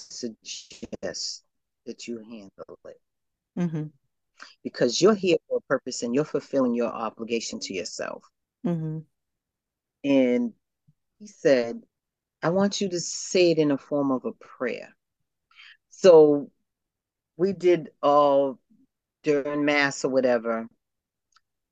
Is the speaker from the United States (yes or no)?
yes; Boston, Massachusetts, United States; I grew up in the South End of Boston